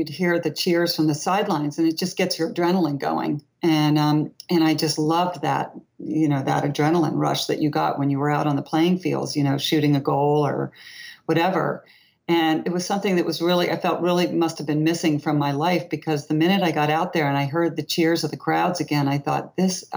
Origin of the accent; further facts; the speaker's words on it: Long Island, New York, United States; also born or lived in Boston; I grew up in Long Island